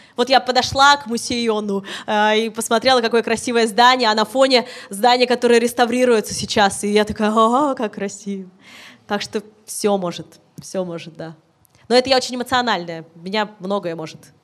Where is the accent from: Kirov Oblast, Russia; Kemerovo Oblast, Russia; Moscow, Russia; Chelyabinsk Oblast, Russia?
Kirov Oblast, Russia; Orichi; я из Оричи, из поселка из своего